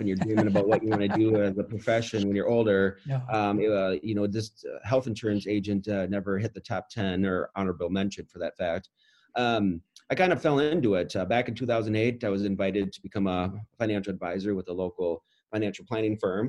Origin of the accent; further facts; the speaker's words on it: Roseville, Minnesota, United States; I grew up in Roseville, Minnesota